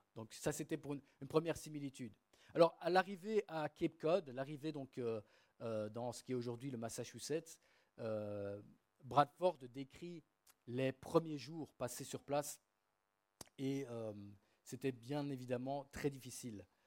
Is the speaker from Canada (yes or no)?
no; Namur, Wallonia, Belgium; moved away; also born or lived in England; ma ville natale, la ville de Namur